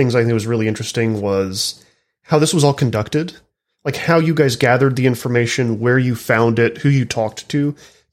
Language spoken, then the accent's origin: English; Silicon Prairie, North Texas, United States; I was raised in Silicon Prairie, North Texas.